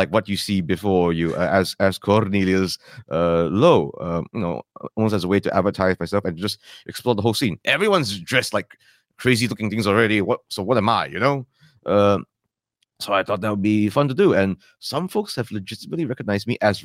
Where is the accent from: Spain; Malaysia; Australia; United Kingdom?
Malaysia; first language English; We are a complex country